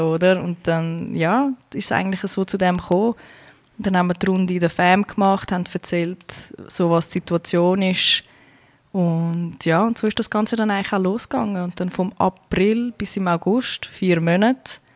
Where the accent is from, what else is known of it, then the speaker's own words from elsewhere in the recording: Zurich, Switzerland; moved away as an adult; now in United States; Ursprünglich komme ja. ich von Kroatien, bin aber in der Schweiz geboren und aufgewachsen.